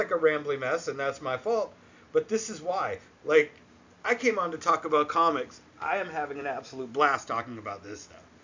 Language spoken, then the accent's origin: English; New England, United States; I guess I've always been kind of fascinated with that stuff. Maybe growing up in New England.